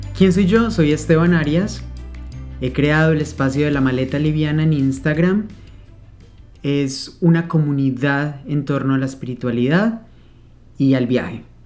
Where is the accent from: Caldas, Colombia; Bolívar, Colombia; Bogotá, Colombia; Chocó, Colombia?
Caldas, Colombia; Manizales; also born or lived in Spain; Vengo de una zona cafetera Nací en Manizales, Caldas, Colombia, lleno de café por todos lados. Entonces, he crecido con esa bebida